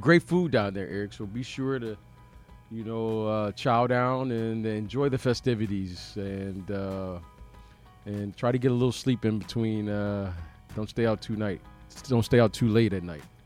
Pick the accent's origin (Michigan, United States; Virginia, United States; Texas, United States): Michigan, United States; Detroit; moved away; growing up in Michigan, uh, growing up in Detroit